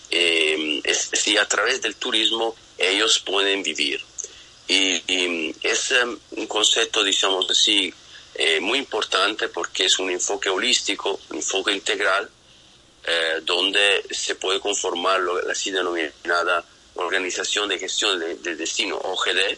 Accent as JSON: {"language": "Spanish", "country": "Italy", "said": "Eso es un tema que nosotros latinos, yo soy italiano, todavía no lo tenemos oh, em, trabajado mucho"}